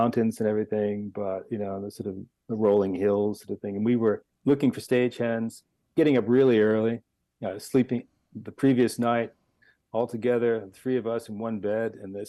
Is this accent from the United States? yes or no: yes; Los Angeles, California, United States; And I come from Los Angeles.